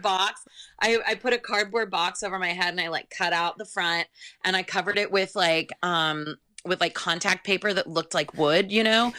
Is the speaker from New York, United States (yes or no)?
no; California, United States; also born or lived in Monroeville, Pennsylvania / Santa Cruz, California; I'm definitely a California girl, even though I was born in Pennsylvania